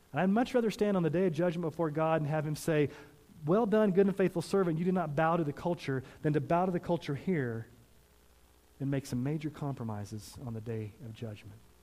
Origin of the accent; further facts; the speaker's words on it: Missouri and Texas, United States; now in Colorado, United States; I grew up in Missouri and Texas before I moved to Colorado